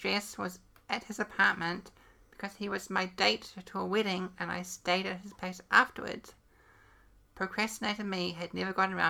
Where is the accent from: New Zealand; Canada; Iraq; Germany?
New Zealand; accent: New Zealand; my New Zealand accent